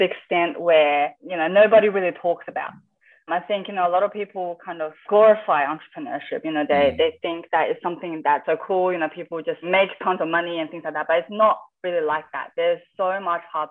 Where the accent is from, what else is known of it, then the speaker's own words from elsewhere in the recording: Adelaide, South Australia, Australia; I grew up in Adelaide